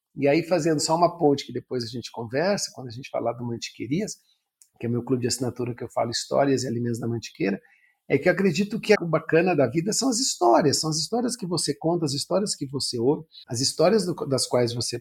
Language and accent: Portuguese; Rio Grande do Sul, Brazil; moved away as an adult; also born or lived in São Paulo; eu sou gaúcho, tenho hoje 58 anos, sou jornalista. Até os 20 anos, 22, eu morei, até me formar a ser jornalista, eu morei no Sul